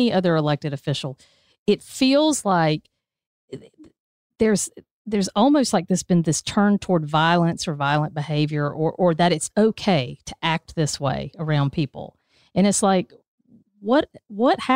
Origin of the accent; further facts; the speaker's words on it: United States; I'm from Dodge County